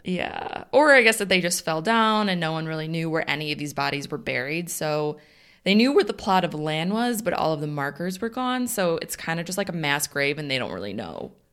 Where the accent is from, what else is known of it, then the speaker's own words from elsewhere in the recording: Northern Illinois, United States; We're from Northern Illinois